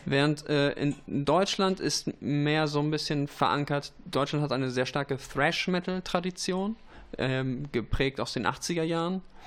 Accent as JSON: {"language": "German", "town": "Vittorio Veneto", "region": "Veneto", "country": "Italy", "tie": "born or raised there", "also_born_or_lived": "East Frisia, Germany", "moved": "yes", "said": "Vittorio Veneto, wo mhm. ich geboren bin äh, und zwischendurch auch aufgewachsen bin"}